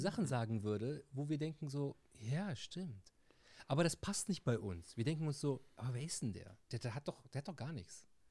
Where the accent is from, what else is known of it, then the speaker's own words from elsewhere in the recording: Tunisia; bei uns in Tunesien